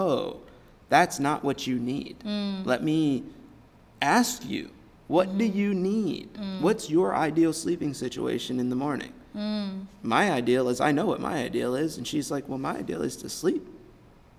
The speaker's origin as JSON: {"language": "English", "country": "United States", "said": "as an American male"}